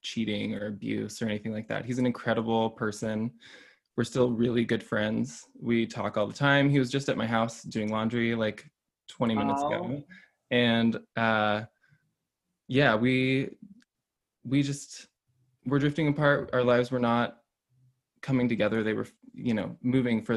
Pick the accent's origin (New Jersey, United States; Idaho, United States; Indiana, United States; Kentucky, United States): Idaho, United States; Boise; I am from Boise, Idaho